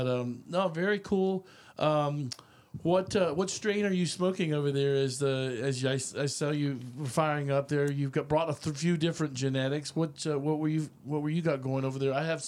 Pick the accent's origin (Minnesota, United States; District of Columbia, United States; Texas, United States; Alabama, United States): Texas, United States; Austin; but I was basically raised in Austin, but I moved up here in the last, you know, 4 or 5 years to Round Rock.